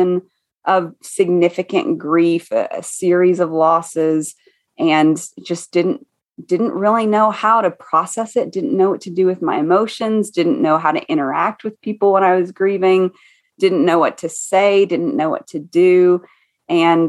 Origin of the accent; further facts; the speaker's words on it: East Tennessee, United States; now in Boone, United States; I was raised in East Tennessee